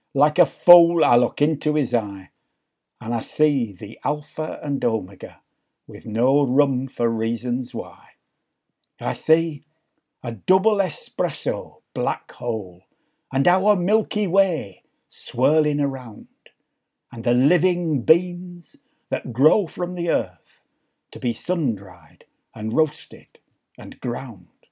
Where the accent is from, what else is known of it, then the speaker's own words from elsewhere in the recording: London, United Kingdom; moved away; also born or lived in Yorkshire / Leeds; I was brought up in London. I lived most of my life in Yorkshire.